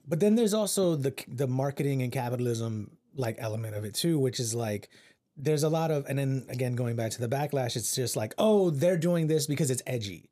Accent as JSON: {"language": "English", "region": "Central Texas", "country": "United States", "tie": "born or raised there", "said": "I being raised in Central Texas"}